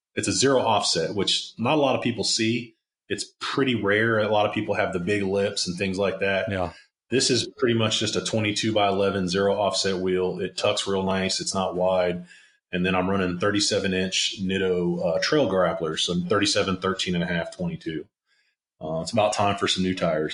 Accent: Maryland, United States; I grew up on the East Coast in Maryland

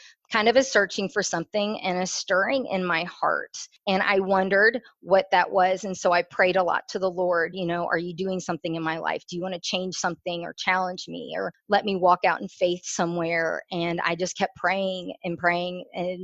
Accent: Houston, Texas, United States; also born or lived in Chicago, Illinois; I was born in Chicago. I have one sister, one older sister. I was raised in the church. I moved to Houston when I was 10.

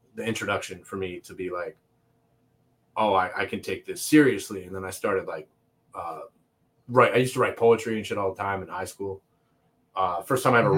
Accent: Toronto, Ontario, Canada; also born or lived in Montreal; now in Oshawa, Canada; I lived in Toronto most of my childhood, and then I moved to Oshawa, which is like Durham region, just hour outside of Toronto, and I've been living there for most mm-hmm. of my mm-hmm. teenage and adult life

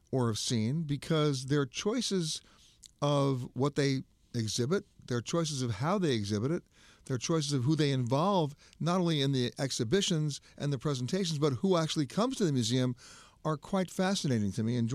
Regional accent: Sacramento, California, United States; moved away as an adult; also born or lived in New York; to my hometown

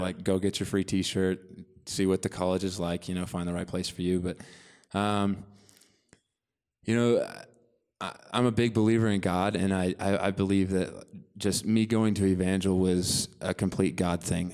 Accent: Bolivar, Missouri, United States; I'm from Bolivar, Missouri originally, uh, which is the next biggest town close to there is Springfield, which is in the southwest corner of Missouri

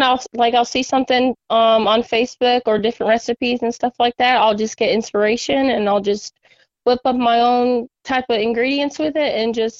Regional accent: Rhode Island, United States; now in Alabama, United States; grew up and raised in Rhode Island and here in the South now.

